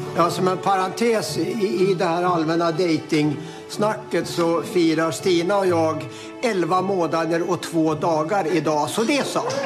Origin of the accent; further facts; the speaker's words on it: Sweden; som svensk tycker jag att det är så konstigt